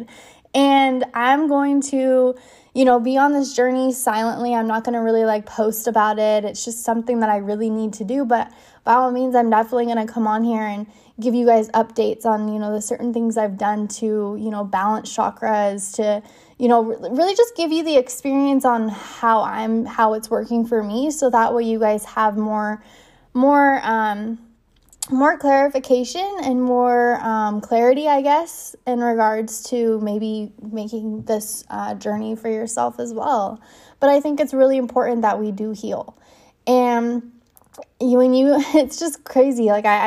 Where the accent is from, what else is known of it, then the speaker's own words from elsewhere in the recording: California, United States; moved away; be back in my hometown